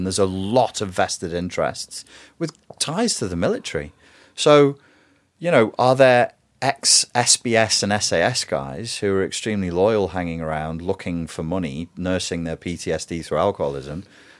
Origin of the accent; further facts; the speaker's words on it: Wirral, North West England, United Kingdom; I'm not a royalist. I'm from the Wirral and from a working class family.